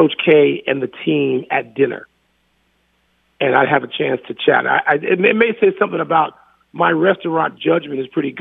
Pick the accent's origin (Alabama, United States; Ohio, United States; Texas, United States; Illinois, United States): Illinois, United States; Chicago; moved away as an adult; also born or lived in Washington, D.C.; I'm from Chicago